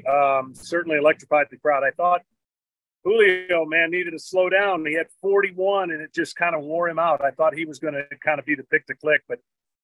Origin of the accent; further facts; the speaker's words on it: Detroit, Michigan, United States; I started with Detroit. I thought I was going to play with the Tigers, my hometown team